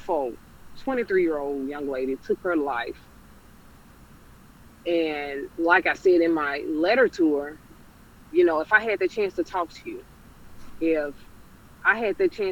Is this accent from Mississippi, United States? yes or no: yes; Jackson, Mississippi, United States; moved away; my hometown, Jackson, Mississippi